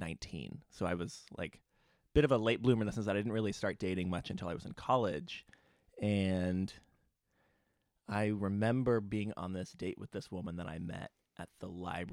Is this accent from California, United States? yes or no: yes; California, United States; now in Bay Area, United States; Yeah, I'm from San Diego County originally. Grew up down south, moved up to the Bay Area in the last 4.5 years for graduate school.